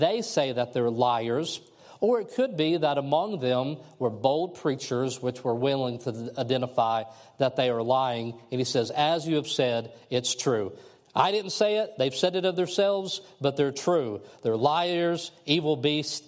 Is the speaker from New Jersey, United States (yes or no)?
no; Kentucky, United States; moved away; I'm from Kentucky